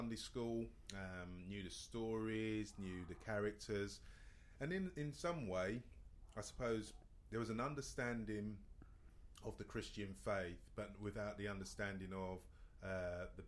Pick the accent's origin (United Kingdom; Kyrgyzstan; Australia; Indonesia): United Kingdom; London; I grew up in Stratford, East London